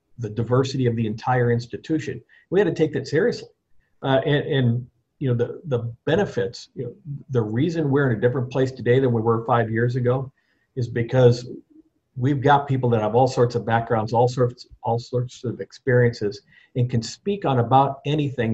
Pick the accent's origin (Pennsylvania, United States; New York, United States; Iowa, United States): Iowa, United States; moved away as an adult; now in New Orleans, United States; I lived in Iowa every day of my life before I came to New Orleans at the age of 49